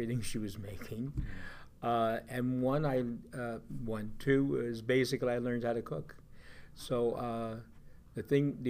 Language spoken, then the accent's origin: English; Long Beach, New York, United States; also born or lived in Newport, Rhode Island; Childhood was, of course, Long Beach, being at the beach as a young kid with the family